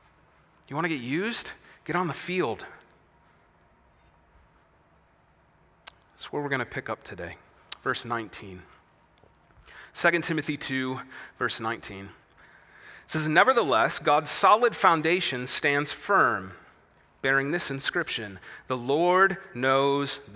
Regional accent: Wisconsin, United States; I'm from Wisconsin, where bucks play basketball and badgers play football

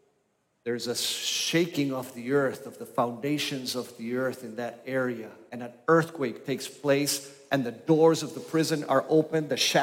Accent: Argentina; also born or lived in Grand Rapids, Michigan, United States; now in United States; I was born in Grand Rapids, Michigan. When I was one, we left for Costa Rica and then Argentina. And I was for 13 years in the Patagonia and in Buenos Aires.

